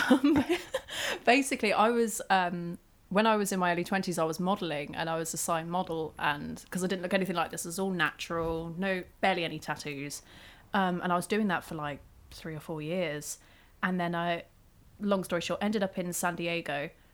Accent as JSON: {"language": "English", "area": "Isle of Wight", "region": "South East England", "country": "United Kingdom", "tie": "born or raised there", "moved": "yes", "said": "I grew up on the Isle of Wight"}